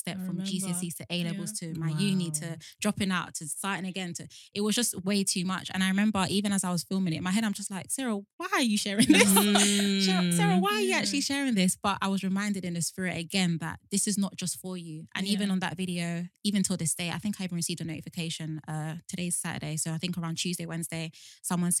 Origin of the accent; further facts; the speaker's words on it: Nigeria; as a Nigerian